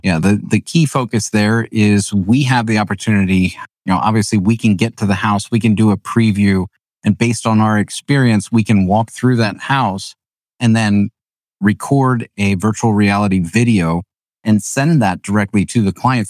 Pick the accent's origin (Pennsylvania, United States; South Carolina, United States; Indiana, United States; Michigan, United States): Pennsylvania, United States; New Holland; I grew up in New Holland